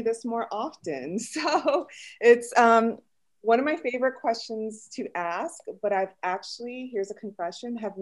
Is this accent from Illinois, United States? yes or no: yes; Chicago, Illinois, United States; accent: Chicago-ish; first language Spanish; English is a second language; moved away as an adult; now in Los Angeles, United States; born and raised in Chicago